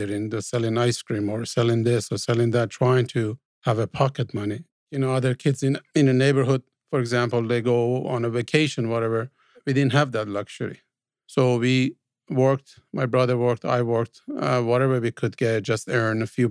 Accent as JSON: {"language": "English", "town": "Tehran", "region": "Tehran Province", "country": "Iran", "tie": "born or raised there", "also_born_or_lived": "Spain", "moved": "as an adult", "lives_now": "United States", "said": "I was born in Iran, in Tehran, more specific, 1960, January 1st, 1960"}